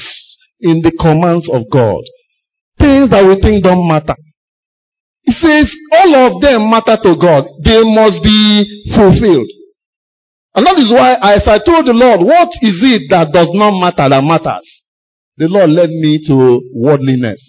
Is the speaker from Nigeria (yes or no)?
yes; Enugu, Enugu State, Nigeria; an Enugu boy. I grew up in Enugu.